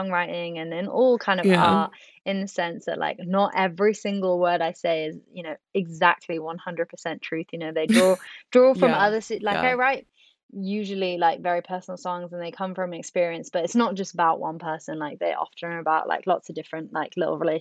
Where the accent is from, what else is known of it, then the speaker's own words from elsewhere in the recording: Swansea, Wales, United Kingdom; moved away; Swansea is actually my hometown. So it's going to be nice to come home